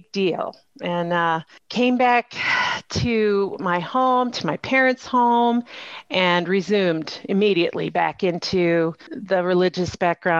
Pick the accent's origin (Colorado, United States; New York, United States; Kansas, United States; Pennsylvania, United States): Colorado, United States; Colorado Springs; also born or lived in China; very small charismatic church in my hometown of Colorado Springs